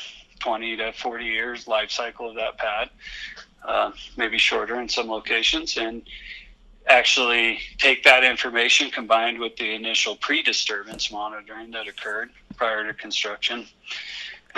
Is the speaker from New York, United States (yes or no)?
no; Western Colorado, United States; I grew up with it in Western Colorado, you know, during the late 90s, early 2000s